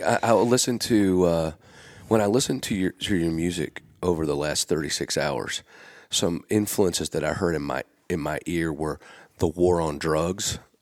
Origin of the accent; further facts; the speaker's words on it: Gettysburg, Pennsylvania, United States; now in Nashville, United States; I grew up in Gettysburg